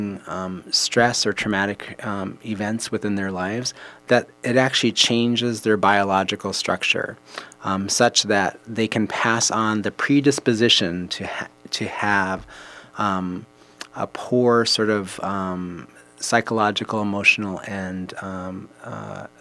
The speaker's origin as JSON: {"language": "English", "region": "Minnesota", "country": "United States", "tie": "born or raised there", "said": "I was born and raised in here in Minnesota"}